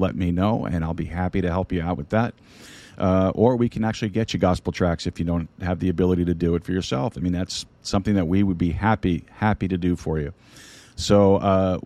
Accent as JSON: {"language": "English", "town": "New York City", "region": "New York", "country": "United States", "said": "I'm a Sicilian from Brooklyn"}